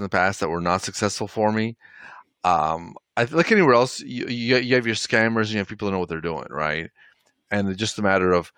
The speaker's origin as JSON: {"language": "English", "town": "Toronto", "region": "Ontario", "country": "Canada", "tie": "born or raised there", "said": "I grew up in Toronto, Canada."}